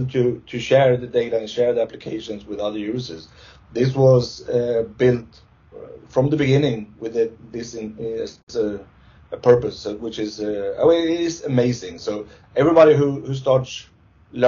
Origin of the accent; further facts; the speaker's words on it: Stockholm, Stockholm County, Sweden; I'm from Sweden, Stockholm, Sweden